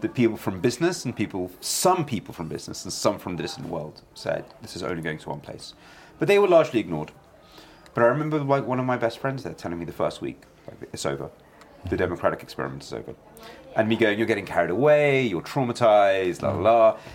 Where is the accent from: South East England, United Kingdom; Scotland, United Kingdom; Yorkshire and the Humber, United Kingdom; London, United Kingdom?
London, United Kingdom; also born or lived in Kyiv, Ukraine; I grew up in London with no knowledge of where I'd been born.